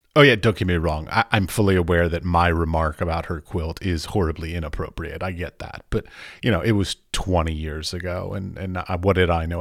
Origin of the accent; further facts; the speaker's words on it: United States; moved away; I'm an American